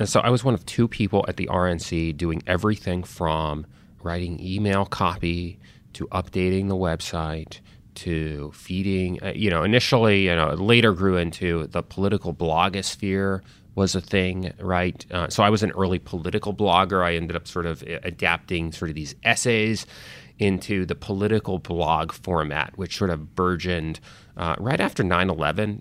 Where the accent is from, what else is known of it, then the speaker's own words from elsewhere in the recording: Connecticut, United States; also born or lived in Italy; I initially grew up in Europe, you know, in Italy. Uh, actually grew up in the sort of where my dad was from, uh, my mom was American. So I had a little bit of an international upbringing, eventually moved, uh, to America, grew up in Connecticut.